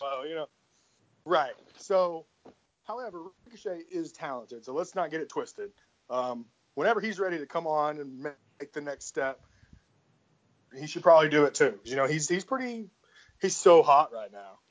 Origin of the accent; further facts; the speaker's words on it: Memphis, Tennessee, United States; I'm from Memphis too